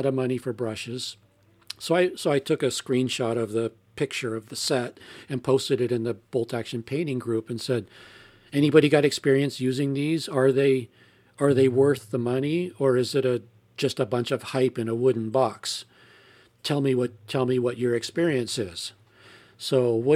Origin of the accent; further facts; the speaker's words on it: United States; I'm American